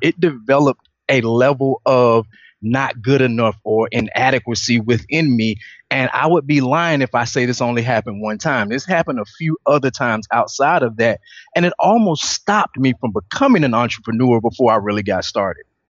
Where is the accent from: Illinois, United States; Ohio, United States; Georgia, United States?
Georgia, United States; Atlanta; I'm originally from Atlanta, Georgia